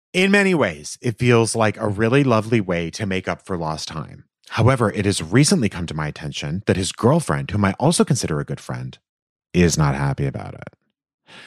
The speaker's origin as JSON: {"language": "English", "town": "Los Angeles", "region": "California", "country": "United States", "tie": "born or raised there", "said": "they're in my hometown"}